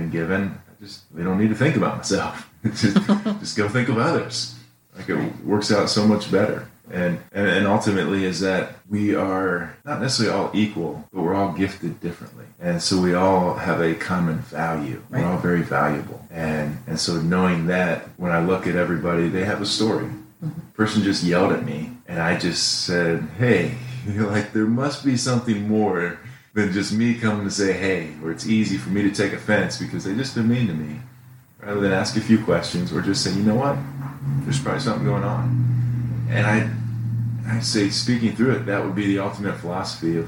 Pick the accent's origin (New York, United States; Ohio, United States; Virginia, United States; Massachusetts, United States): Ohio, United States; now in Indiana, United States; Proud to say I grew up in Ohio